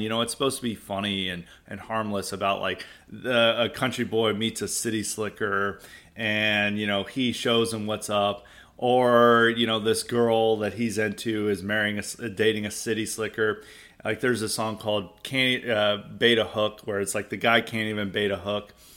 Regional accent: the South, United States; growing up in the South

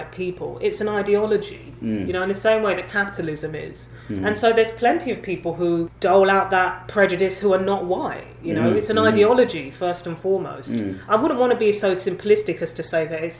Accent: London, United Kingdom; I grew up in London, hugely multicultural

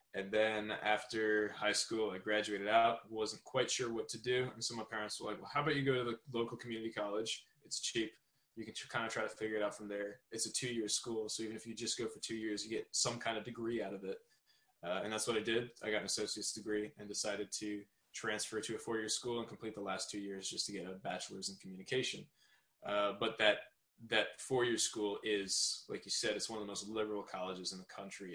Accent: Southern New York, United States; I'm from Southern New York. I live a little bit around the New York City area

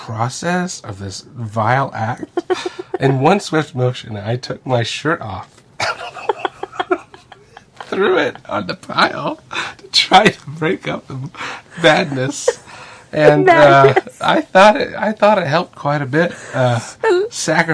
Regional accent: Indiana, United States; we're from Indiana

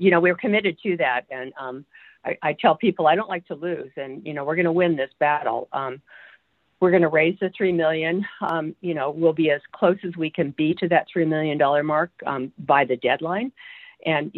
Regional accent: California, United States; now in Alaska, United States; we're both from California

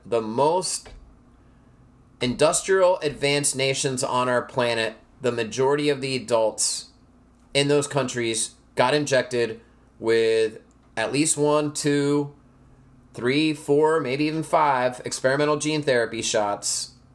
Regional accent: United States; Couldn't we as American citizens present

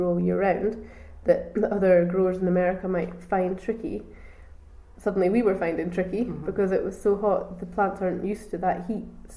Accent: Auchterarder, Scotland, United Kingdom; also born or lived in Fife / Edinburgh; I've always lived in Perthshire. We were born, I was born in Fife, and then we moved over here when I was 6 months old, closer to Auchterarder

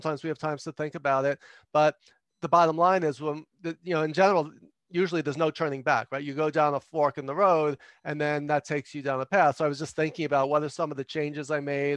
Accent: New York City, New York, United States; I'm from New York

